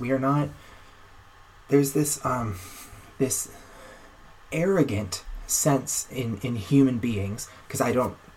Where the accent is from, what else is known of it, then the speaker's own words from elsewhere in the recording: Florida, United States; moved away as an adult; now in Anaheim, United States; I'm from Florida where there were tons of them.